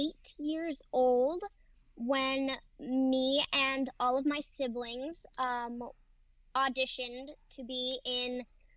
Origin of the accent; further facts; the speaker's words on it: Fresno, California, United States; I was born in Fresno, which is about 3 hours from Los Angeles. It is also very, very hot there.